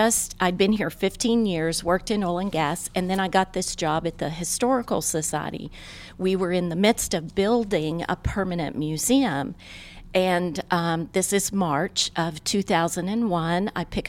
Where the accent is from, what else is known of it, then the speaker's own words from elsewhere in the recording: Little Rock, Arkansas, United States; moved away as an adult; now in Tulsa, United States; I had lived here for 15 years. But let's talk about, since I am from Little Rock